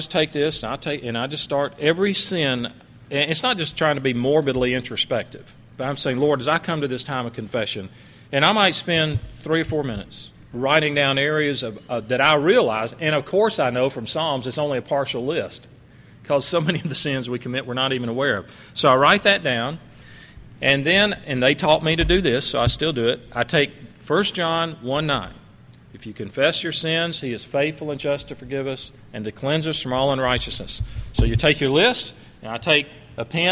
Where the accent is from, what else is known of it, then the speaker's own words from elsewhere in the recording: Alabama, United States; my hometown in Alabama